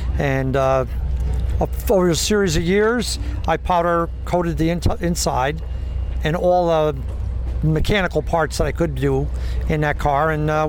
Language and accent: English; Waterford, New York, United States; I'm from Waterford, New York.